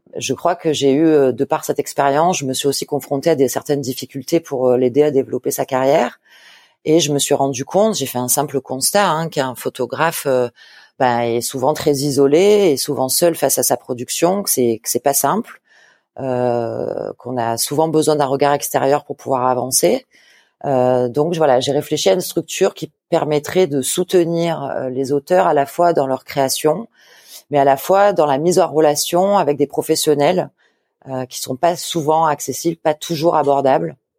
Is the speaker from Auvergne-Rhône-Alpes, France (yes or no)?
no; a small village 30 km from Marseille, Provence-Alpes-Côte d'Azur, France; J'ai grandi à Marseille, dans un petit village à 30 km de Marseille